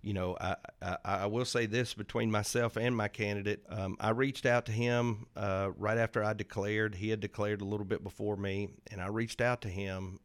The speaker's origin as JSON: {"language": "English", "town": "Arlington", "region": "Tennessee", "country": "United States", "moved": "as an adult", "lives_now": "Hernando, United States", "said": "I'm originally from Arlington, Tennessee"}